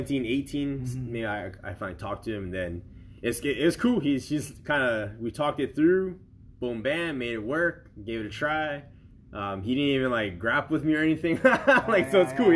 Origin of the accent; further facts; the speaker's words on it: Hawaii, United States; I'm from Hawaii